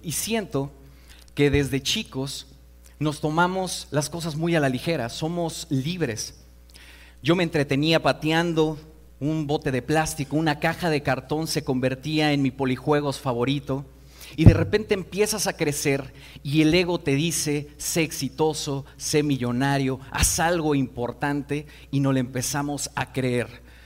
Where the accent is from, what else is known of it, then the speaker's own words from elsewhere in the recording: Mexico City, Mexico; vengo de Iztapalapa